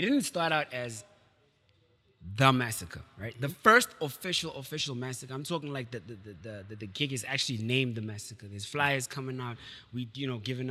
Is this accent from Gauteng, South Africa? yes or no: yes; Clayville, Gauteng, South Africa; also born or lived in Tembisa; I grew up in Clayville